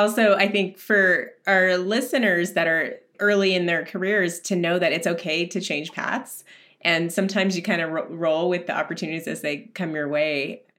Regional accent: United States; what we go through growing up Indian in the U.S.

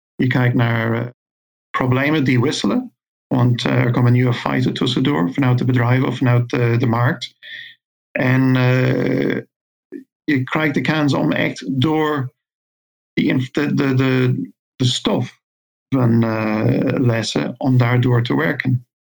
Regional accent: Ireland; moved away as an adult; now in Veldhoven, Netherlands; ik kom oorspronkelijk uit Ierland, maar ik woon in Nederland nu 25 jaar

